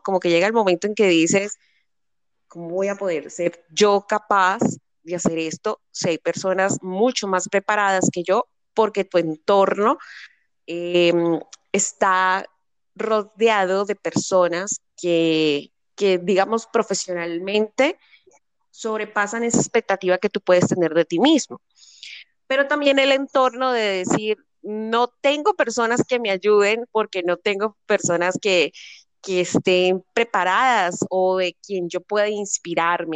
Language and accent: Spanish; Cali, Valle del Cauca, Colombia; mi ciudad es la tercera ciudad más importante de Colombia